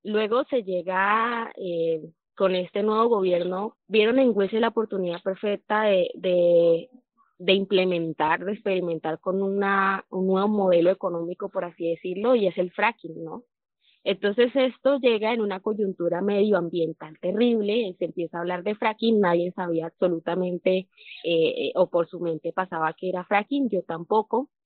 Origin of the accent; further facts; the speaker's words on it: Puerto Wilches, Santander, Colombia; soy del municipio de Puerto Wilches, Santander